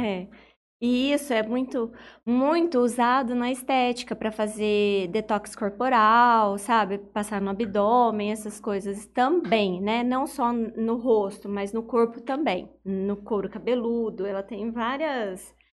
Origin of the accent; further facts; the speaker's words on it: Urânia, São Paulo, Brazil; moved away; eu sou de Urânia e eu abri a minha primeira farmácia de manipulação lá em Urânia